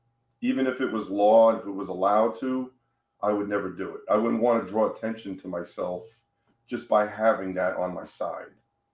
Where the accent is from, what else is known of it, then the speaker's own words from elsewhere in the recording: New York, United States; now in Florida, United States; I came from New York, okay? New York is probably one of the hardest states as a citizen to get a gun legally.